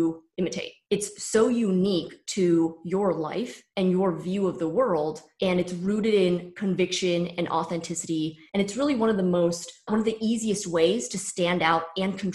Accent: San Francisco Bay Area, California, United States; born or raised there; moved away as an adult; also born or lived in New York

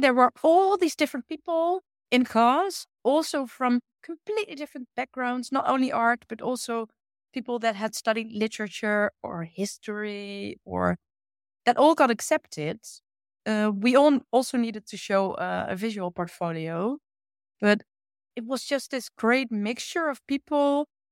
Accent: Achterhoek, Gelderland, Netherlands; English is a second language; now in Utrecht, Netherlands; I grew up in that side of the Netherlands in a small village

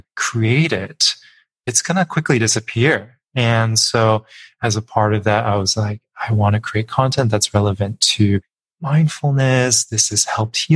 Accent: suburbs of Los Angeles, California, United States; I was the minority from where I was from, in the suburbs in Los Angeles, but way, way, way inland

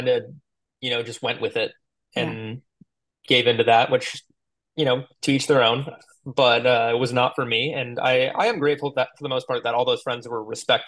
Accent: Tualatin, Oregon, United States; I grew up in Tualatin, Oregon, right outside of Portland

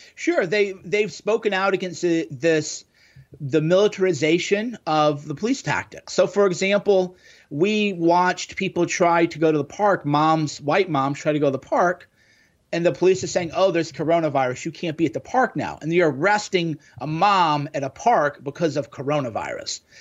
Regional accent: Midwest, United States; growing up in the Midwest in the '90s

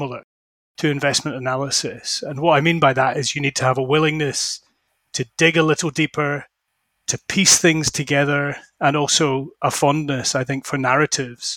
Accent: Scotland, United Kingdom; accent: Scottish; also born or lived in London; now in Edinburgh, United Kingdom; as you can probably tell from my accent, I'm Scottish

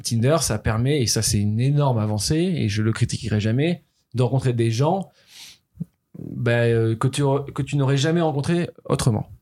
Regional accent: Toulouse, Occitania, France; moved away; also born or lived in Paris; j'étais à Paris, je suis né à Toulouse, mon adolescence est passée à Toulouse

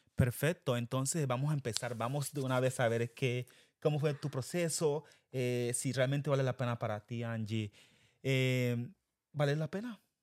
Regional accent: Quibdó, Chocó, Colombia; moved away as an adult; now in United States; nosotros fuimos criados en Quibdó Chocó. Colombia.

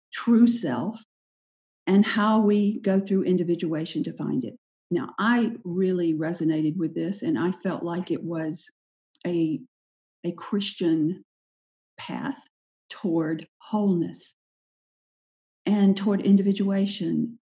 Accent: Sylvester, Georgia, United States; also born or lived in Anderson, South Carolina / Charleston, South Carolina / Marco Island, Florida; now in Chapel Hill, United States; I grew up in the little town of Sylvester

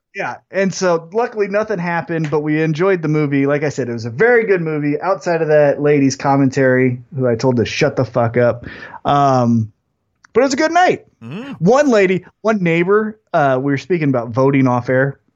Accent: Independence, United States; I'm from Independence

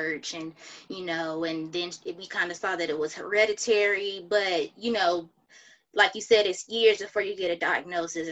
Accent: Atlanta, Georgia, United States; now in Houston, United States; I'm from Atlanta

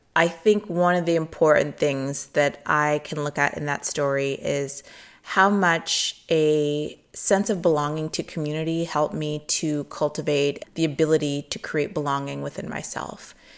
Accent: Midwest, United States; growing up in the Midwest

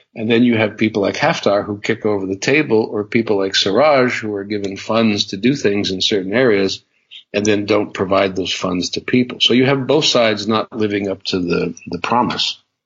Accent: United States; being an American

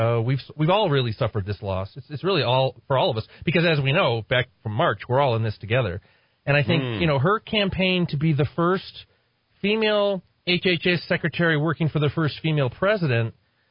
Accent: Northeast, United States; now in New Mexico, United States; I'm from the Northeast

